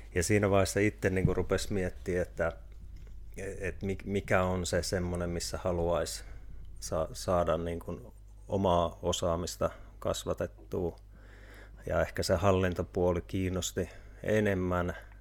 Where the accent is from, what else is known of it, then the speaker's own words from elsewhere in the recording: Kuopio, North Savo, Finland; moved away; also born or lived in Tampere; mä oon Kuopiosta lähtöisin